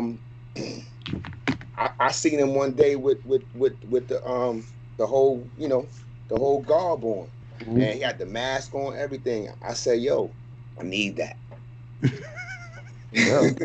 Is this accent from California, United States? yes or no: no; New York City, New York, United States; I'm a New Yorker